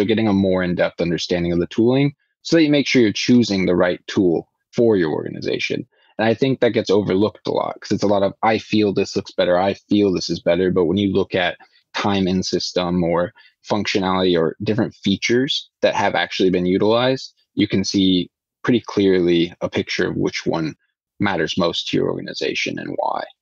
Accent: Iowa, United States; now in Sweden; growing up, I really liked growing up in Iowa.

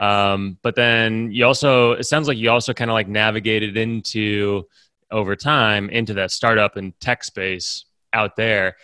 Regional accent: West Lafayette, Indiana, United States; I grew up around that a lot 'cause I grew up in West Lafayette

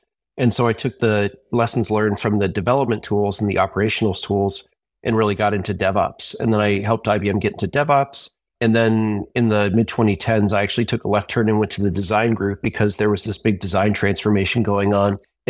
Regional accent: Pennsylvania, United States; So I grew up in Pennsylvania, and I went to Penn State University in the late 1990s for computer science.

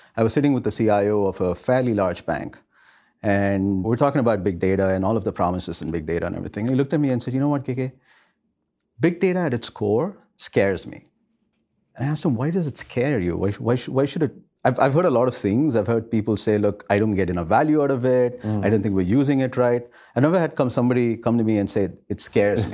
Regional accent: India; moved away; I grew up in India, rather, at a time when India was just about globalizing.

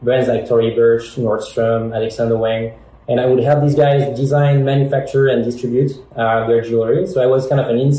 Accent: Paris, Île-de-France, France; English is a second language; moved away as an adult; now in United States; We are originally from Paris, as you can hear. We both have kind of the same background, growing up in France and coming to the US a few years ago.

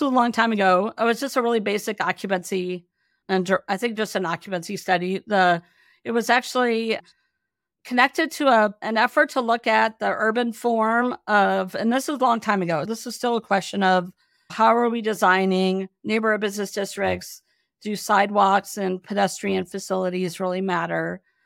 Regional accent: Minneapolis, Minnesota, United States; moved away as an adult; now in Seattle, United States; I grew up in the Midwest

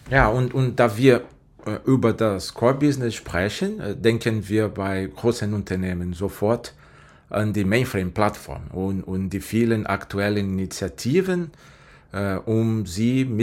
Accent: Brazil; German is a second language; Äh, ich komme ursprünglich aus Brasilien, ich bin bei IBM seit 13 Jahren.

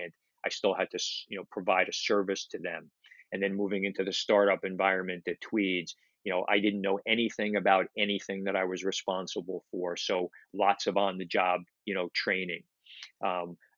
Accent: New York City, New York, United States; I grew up in Brooklyn

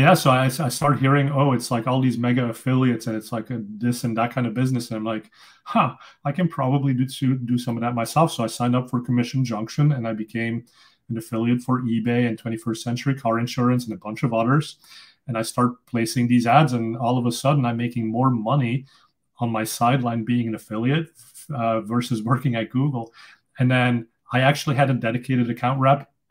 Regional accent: Flanders, Belgium; first language Dutch; English is a second language; moved away; also born or lived in Silicon Valley; I'm originally from Belgium, so I speak Dutch. That's my native language.

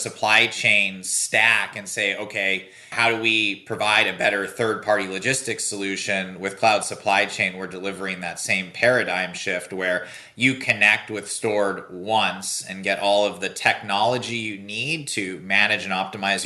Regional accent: Silicon Valley, California, United States; I grew up here in Silicon Valley

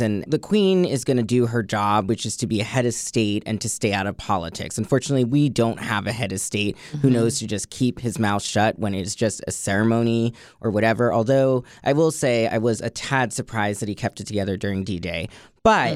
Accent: Boston, Massachusetts, United States; moved away as an adult; now in Washington, D.C., United States; I come from Boston, which has had a pride that's been pretty big

